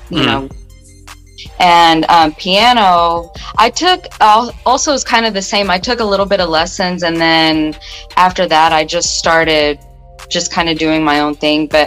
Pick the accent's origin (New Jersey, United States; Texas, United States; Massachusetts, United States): Texas, United States; Odessa; There's, not really much to say about about that place. It's just somewhere where I went to school